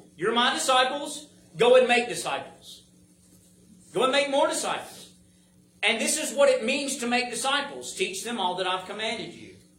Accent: United States; I'm an American

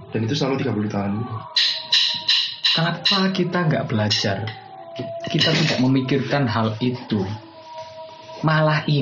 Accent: Pandaan, East Java, Indonesia; also born or lived in Surabaya; Ya walaupun saya lahirnya di Surabaya, hmm. jadi saya tinggal lama di Pandaan

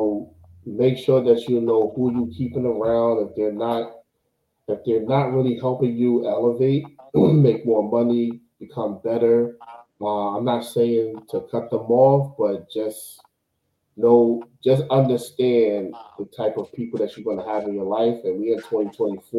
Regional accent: New York, United States; I'm from New York.

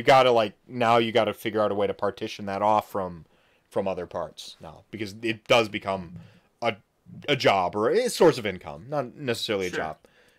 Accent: Wisconsin, United States; I'm from Wisconsin, so I take for granted how good I am at handling my liquor and doing things when I'm drunk.

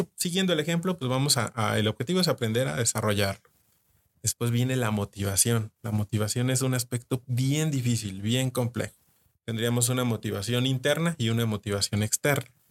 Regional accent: Mexico; uno como mexicano

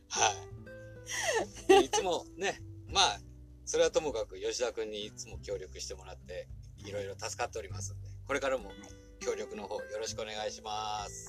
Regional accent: Kotake, Fukuoka, Japan; 生まれも育ちも小竹です

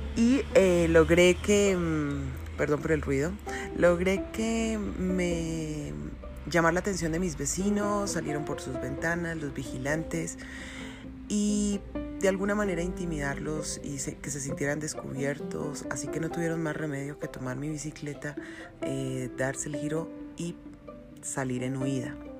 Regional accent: Colombia; conozco mi gente, conozco cómo somos los colombianos

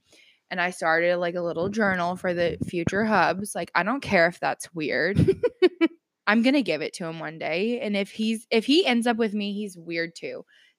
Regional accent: the South, United States; that's just growing up in the South.

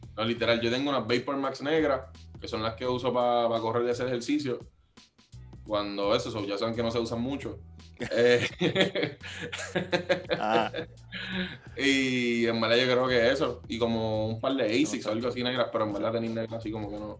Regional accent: Carolina, Puerto Rico; Yo soy de Carolina

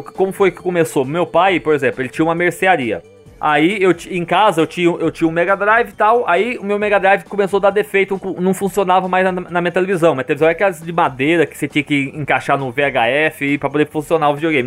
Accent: Mogi Mirim, São Paulo, Brazil; moved away as an adult; sou do Mojimirim mesmo

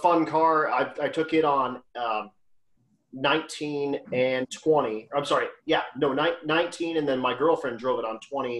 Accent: Lakewood, Colorado, United States; also born or lived in Morrison, Colorado; I'm a native of the west end of town. I grew up in Lakewood, which is about 15 minutes from where I live now in Morrison.

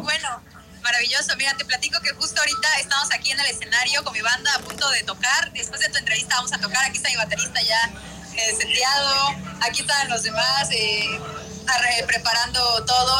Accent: Tapachula, Chiapas, Mexico; moved away; Tapachula, mi tierra hermosa

